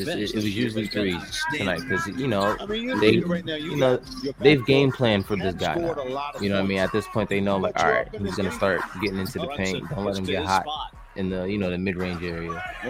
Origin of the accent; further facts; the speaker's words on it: Canada; Being Canadian is a headache, bro.